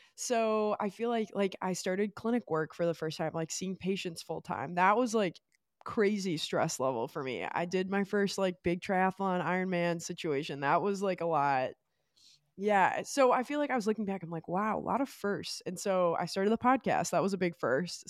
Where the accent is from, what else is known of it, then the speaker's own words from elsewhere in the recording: Great Lakes area, Midwest, United States; we're both from Great Lakes area